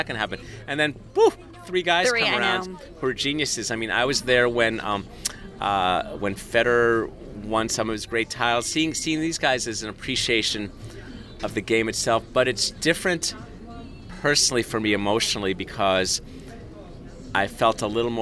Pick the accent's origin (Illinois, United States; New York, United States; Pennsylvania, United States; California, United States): California, United States; Southern; I'm growing up in Southern California